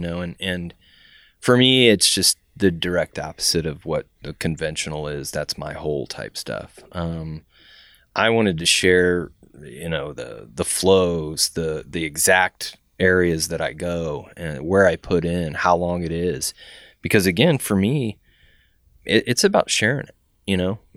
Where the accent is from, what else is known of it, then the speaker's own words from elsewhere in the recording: San Antonio, Texas, United States; now in Indianapolis, United States; I grew up in San Antonio, which has a river run through it